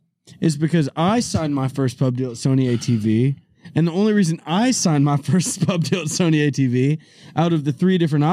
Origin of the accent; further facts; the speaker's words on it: Nashville, Tennessee, United States; I grew up in Nashville, Tennessee.